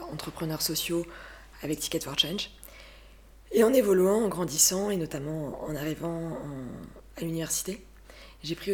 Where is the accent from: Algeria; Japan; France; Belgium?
France; Burgundy, Bourgogne-Franche-Comté; now in Île-de-France, France; j'ai 26 ans, j'habite euh, en Ile-de-France, euh, j'ai grandi en Bourgogne